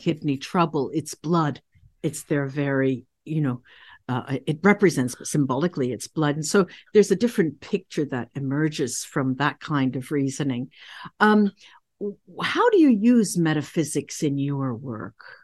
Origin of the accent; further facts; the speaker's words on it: United States; I'm, I'm an American